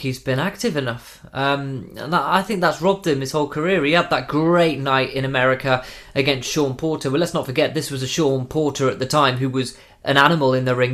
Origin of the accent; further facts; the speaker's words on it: United Kingdom; as a British man